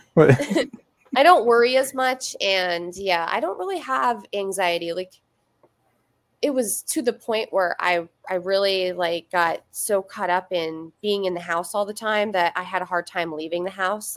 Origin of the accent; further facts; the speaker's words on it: Schuylkill Haven, Pennsylvania, United States; moved away as an adult; now in near Scranton, United States; My hometown was, uh, it was Schuylkill Haven, which is, it's spelled really weird like S C H U Y L K I L L Haven.